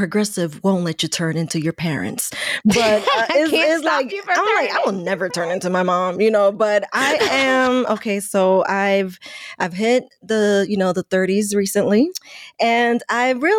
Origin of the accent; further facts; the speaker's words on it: New York, United States; we're Dominican, we're from New York